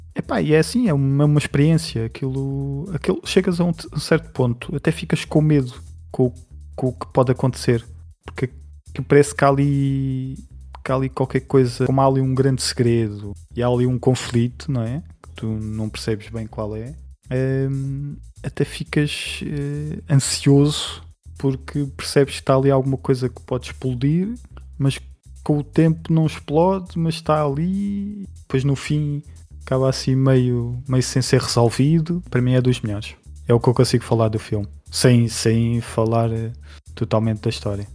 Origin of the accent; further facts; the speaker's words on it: Portugal; para mim, como português